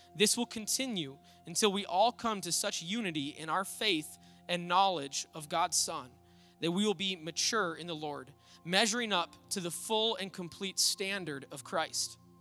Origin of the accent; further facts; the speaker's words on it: Little Falls, United States; the church I grew up at in Little Falls